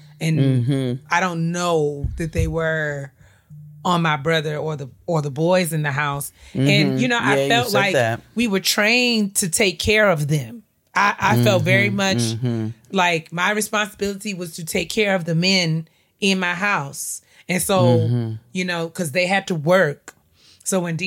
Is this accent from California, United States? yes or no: no; New York, United States; I grew up in New York